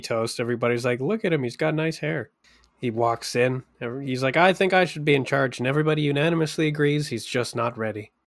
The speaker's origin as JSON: {"language": "English", "country": "Canada"}